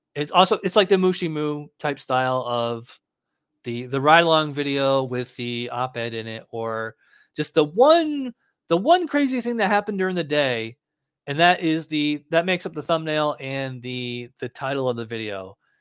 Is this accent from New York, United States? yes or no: yes; New York, United States; moved away; I'm from New York